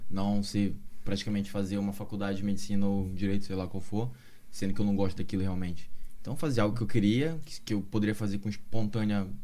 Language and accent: Portuguese; North Region, Brazil; Eu sou do Norte, uh, mas como falei para vocês aqui no off, né?